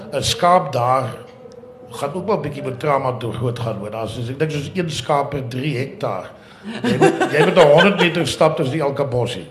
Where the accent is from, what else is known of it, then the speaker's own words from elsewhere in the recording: Karoo, South Africa; ek wat in die Karoo groot geword